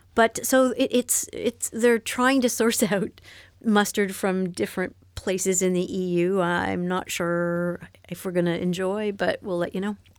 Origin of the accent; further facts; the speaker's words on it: Canada; moved away as an adult; now in France; I'm from Canada